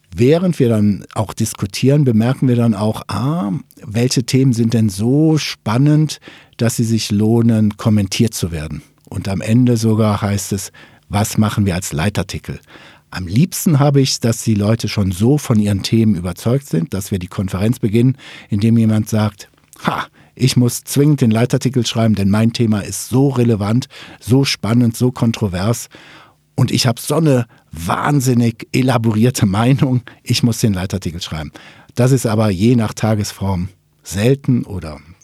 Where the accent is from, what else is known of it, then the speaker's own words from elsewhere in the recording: Ruhr area, North Rhine-Westphalia, Germany; Ich komme ja aus dem Ruhrgebiet